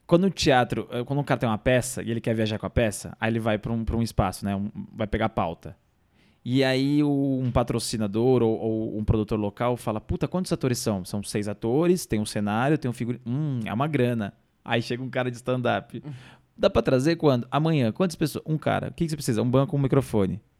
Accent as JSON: {"language": "Portuguese", "region": "Minas Gerais", "country": "Brazil", "said": "E eu sou mineiro."}